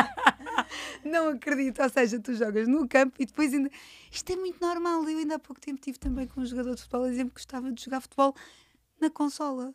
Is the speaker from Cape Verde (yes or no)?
no; Cascais, Lisbon, Portugal; Natural da minha terra, Cascais